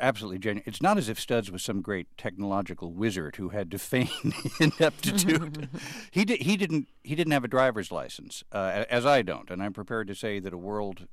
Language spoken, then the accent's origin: English; Chicago, Illinois, United States; If I might speak as a Chicagoan